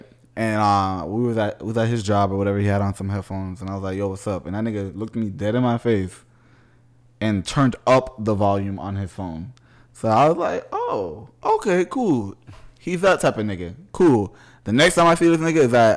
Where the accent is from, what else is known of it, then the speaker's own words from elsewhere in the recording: Fort Lauderdale, Florida, United States; I was from Fort Lauderdale